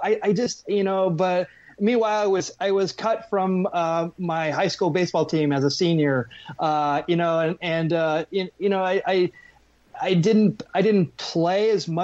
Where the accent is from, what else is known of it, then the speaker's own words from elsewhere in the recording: Arizona, United States; I grew up in Arizona